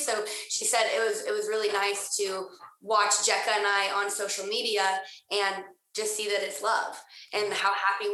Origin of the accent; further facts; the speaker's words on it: Utah, United States; I grew up in Utah